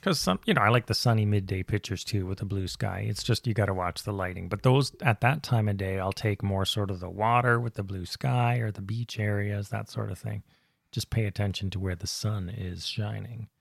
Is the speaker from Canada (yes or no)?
yes; Canada; I'm Canadian